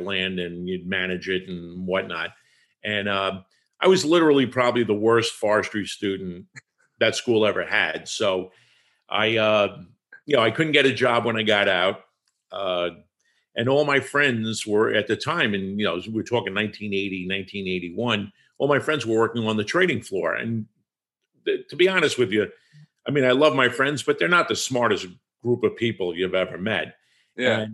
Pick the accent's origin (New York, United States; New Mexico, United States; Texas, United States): New York, United States; Long Island; also born or lived in Tennessee; I grew up on Long Island